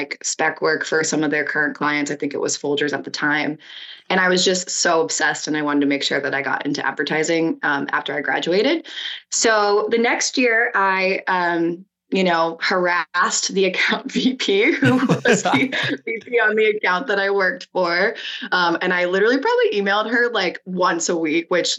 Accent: Cincinnati, Ohio, United States; moved away as an adult; also born or lived in New York; now in San Diego, United States; I'm from Cincinnati myself

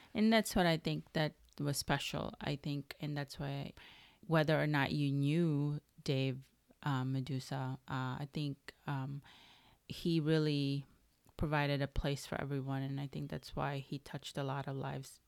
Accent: Chicago, Illinois, United States; I would take the bus growing up in Chicago in high school

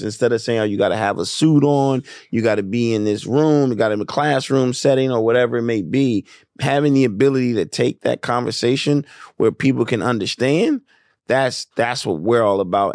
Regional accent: Wilmington, Delaware, United States; moved away as an adult; also born or lived in Atlanta, Georgia; I grew up in Wilmington, Delaware

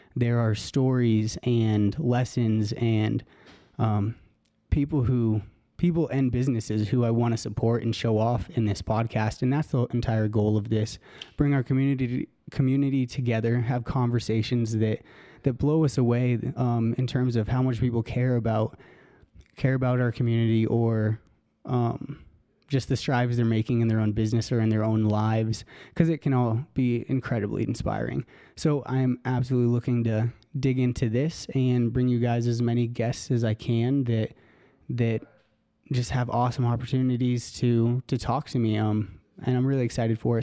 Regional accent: Elizabeth, Colorado, United States; moved away as an adult; also born or lived in Aurora, Colorado / Stanford University, California; I'm from Colorado. I was, um, born out in Aurora, Colorado, actually, and moved out to Elizabeth when I was, I think, in second grade, actually.

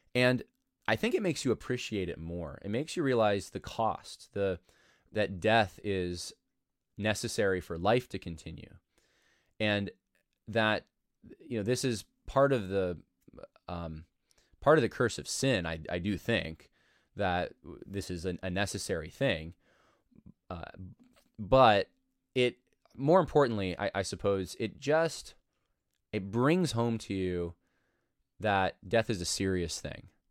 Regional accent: New York, United States; moved away as an adult; we moved away from New York

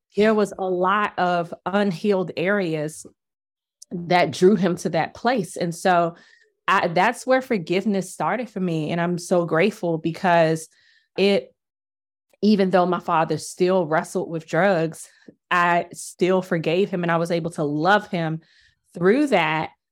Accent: Washington, District of Columbia, United States; I grew up in Washington, D C during the eighties and the nineties

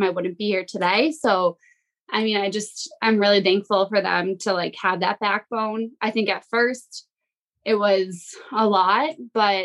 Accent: Massachusetts, United States; moved away as an adult; now in New Hampshire, United States; I'm in New Hampshire now, but I grew up in Massachusetts.

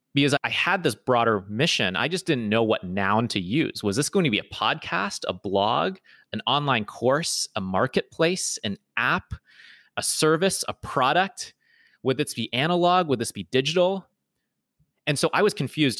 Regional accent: Toronto, Ontario, Canada; moved away as an adult; was born and raised in Toronto

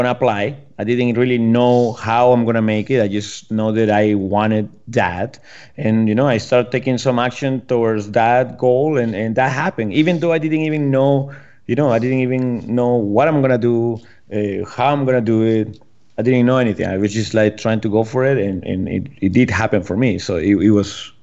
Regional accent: Peru; English is a second language; moved away as an adult; now in United States; I'm born and raised in Peru

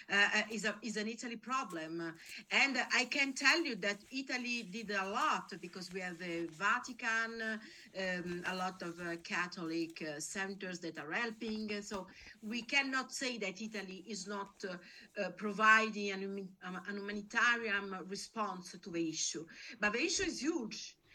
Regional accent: Nigeria; I'm not from Angola but I'm from Nigeria.

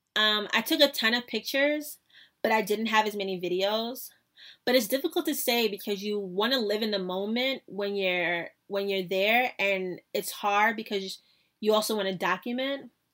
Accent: New York City, New York, United States; I was from New York City.

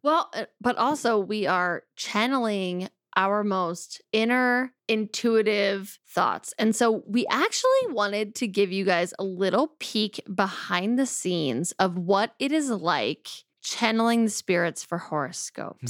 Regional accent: Philadelphia, Pennsylvania, United States; I'm from Philadelphia

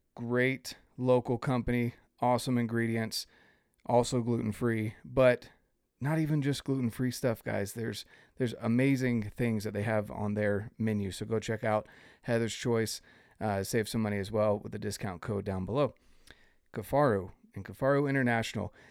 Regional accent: North Carolina, United States; moved away; I grew up in North Carolina

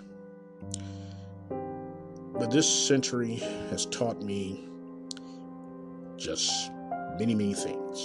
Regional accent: Kansas City, Missouri, United States; Coming live in direct from Kansas City, Missouri, my hometown.

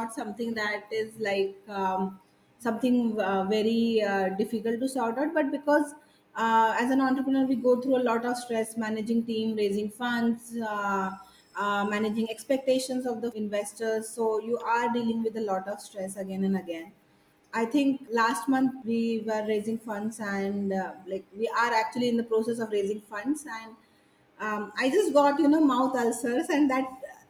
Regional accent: Satara, Maharashtra, India; also born or lived in Bangalore; now in Satara, India; I moved to Satara, my hometown

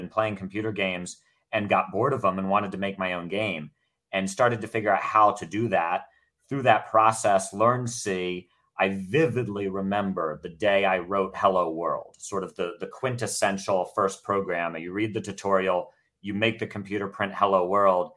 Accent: Baltimore, Maryland, United States; I grew up in Baltimore, Maryland

